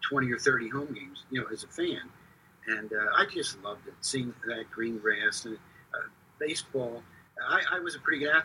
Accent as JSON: {"language": "English", "town": "Philadelphia", "region": "Pennsylvania", "country": "United States", "tie": "born or raised there", "said": "growing up in Philadelphia"}